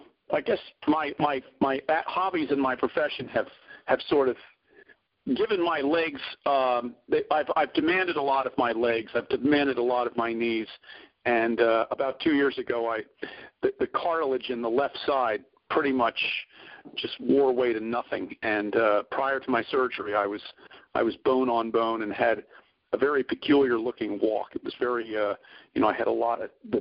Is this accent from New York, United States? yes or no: no; Philadelphia, Pennsylvania, United States; moved away; also born or lived in Boston; I grew up in Philadelphia. I lived in Boston for, about 30 years.